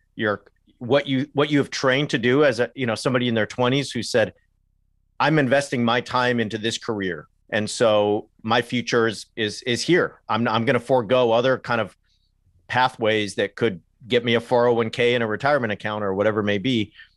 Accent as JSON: {"language": "English", "region": "Southern California", "country": "United States", "tie": "born or raised there", "also_born_or_lived": "England", "moved": "as an adult", "said": "I grew up in Southern California"}